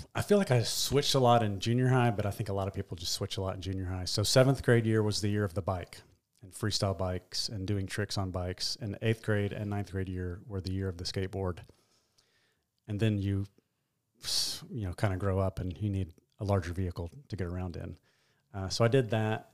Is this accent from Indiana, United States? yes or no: no; Nashville, Tennessee, United States; I was born in Nashville.